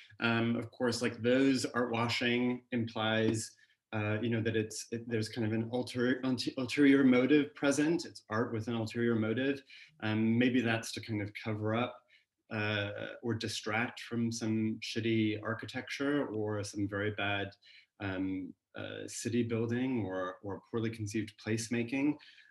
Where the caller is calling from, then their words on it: California, United States; I'm joining actually from California, so for me this is an afternoon chat, so coffee in hand, not Negronis.